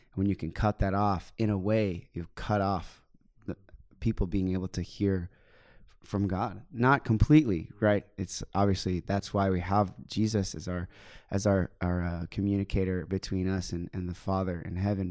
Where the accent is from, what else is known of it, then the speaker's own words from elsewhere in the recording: United States; I'm a missionary from the United States